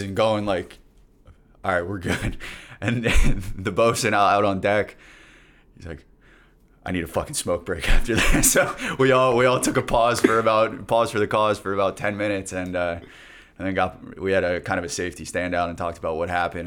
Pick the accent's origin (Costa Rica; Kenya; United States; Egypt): United States; Plantation, Florida; my hometown in Plantation, Florida.